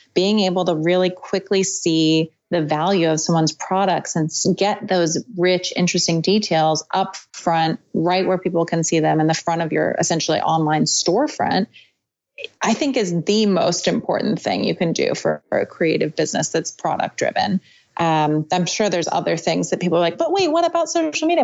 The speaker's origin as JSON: {"language": "English", "town": "Portland", "region": "Oregon", "country": "United States", "tie": "born or raised there", "also_born_or_lived": "Santa Cruz", "said": "I moved back to my hometown in Portland"}